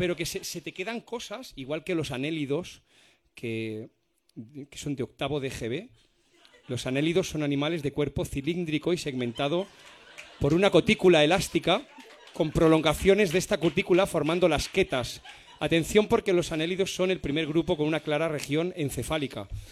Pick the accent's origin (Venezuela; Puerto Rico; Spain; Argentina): Spain; los españoles